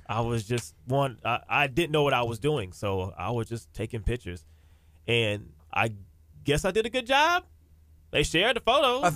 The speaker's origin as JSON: {"language": "English", "town": "Galveston", "region": "Texas", "country": "United States", "tie": "born or raised there", "said": "Born and raised in Galveston"}